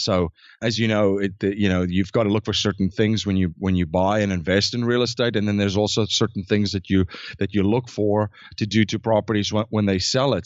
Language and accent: English; South Africa; I was born in South Africa, born and raised, and grew up